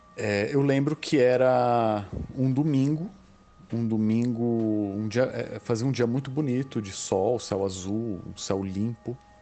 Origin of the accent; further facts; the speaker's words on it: São Paulo, Brazil; eu sou de São Paulo